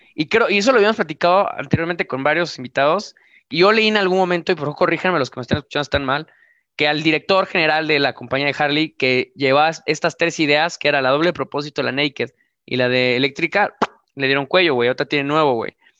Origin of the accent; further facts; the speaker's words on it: Mexico; cuando lo ves tú como mexicano